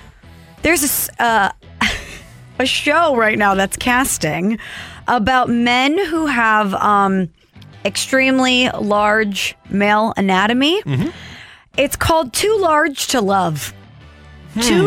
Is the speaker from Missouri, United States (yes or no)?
yes; St. Louis, Missouri, United States; We're from St. Louis